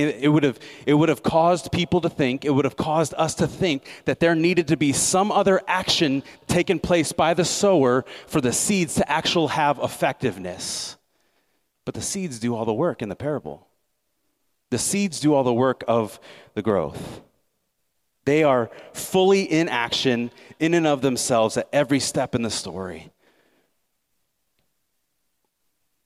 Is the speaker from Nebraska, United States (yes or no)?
yes; Nebraska, United States; moved away; I came from Nebraska, right? So farming's a big part of the culture there.